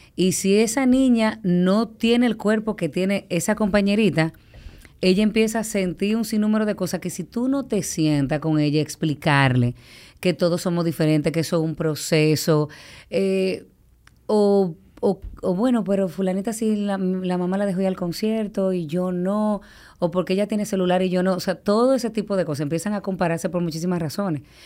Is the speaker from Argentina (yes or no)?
no; Dominican Republic; yo como dominicana